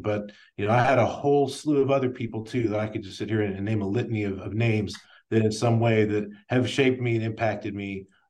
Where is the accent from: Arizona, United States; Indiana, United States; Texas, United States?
Texas, United States; Plano; I grew up in North Dallas in the Plano area.